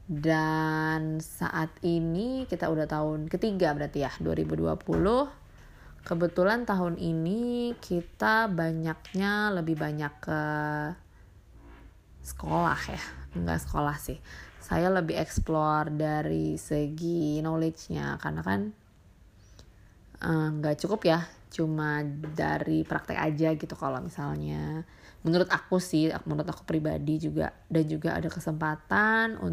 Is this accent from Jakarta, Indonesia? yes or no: yes; Jakarta, Indonesia; moved away as an adult; now in Bali, Indonesia; aku sebenarnya orang Bali yang lahir dan besar di Jakarta terus juga baru pindah ke Bali 2016 setelah menikah